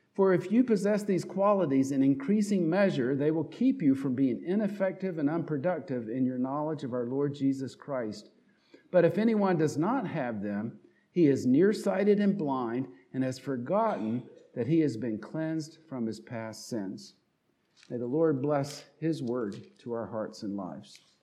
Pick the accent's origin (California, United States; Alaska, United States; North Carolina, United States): North Carolina, United States; accent: southern twang; moved away; also born or lived in Pittsburgh region; if you listen closely, will detect a southern twang in my voice, and you can know that I'm from North Carolina